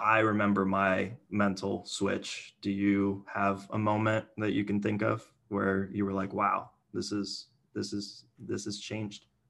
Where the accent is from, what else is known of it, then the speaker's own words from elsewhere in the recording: Miami, Florida, United States; moved away; I'm from Miami